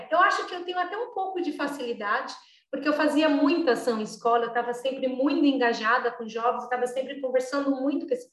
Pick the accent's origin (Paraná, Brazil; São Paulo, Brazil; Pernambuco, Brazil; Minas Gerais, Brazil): São Paulo, Brazil; also born or lived in Acre; now in Belo Horizonte, Brazil; Eu sou paulistana, da Zona